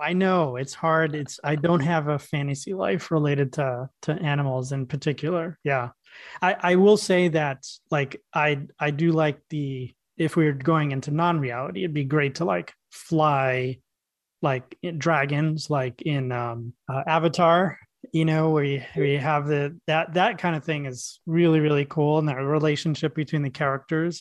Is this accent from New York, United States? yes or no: yes; New York City, New York, United States; I grew up in New York City